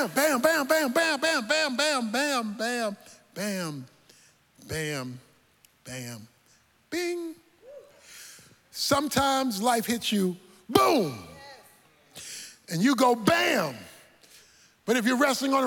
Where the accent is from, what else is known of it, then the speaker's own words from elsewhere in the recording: Baltimore, Maryland, United States; When I was a boy growing up in Baltimore